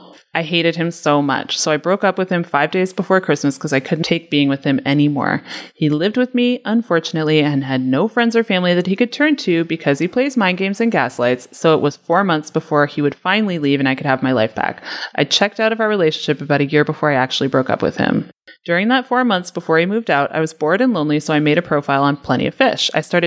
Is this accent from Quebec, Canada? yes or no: no; Kingston, Ontario, Canada; She's from Belleville, and I'm from Kingston, so we met in Napanee to walk along the river.